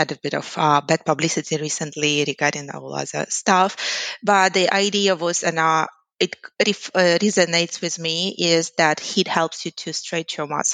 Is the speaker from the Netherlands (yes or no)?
no; Ukraine; English is a second language; moved away as an adult; also born or lived in Boston, United States; now in Sydney, Australia; I'm originally from Ukraine